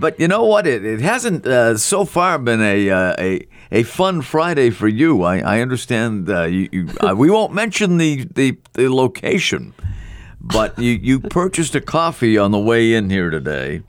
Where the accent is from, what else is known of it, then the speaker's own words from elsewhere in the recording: Scotland, United Kingdom; I'm Scottish